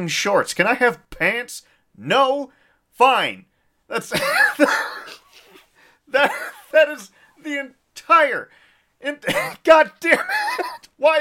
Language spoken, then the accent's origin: English; Saskatchewan, Canada; now in Calgary, Canada; I'm from Saskatchewan originally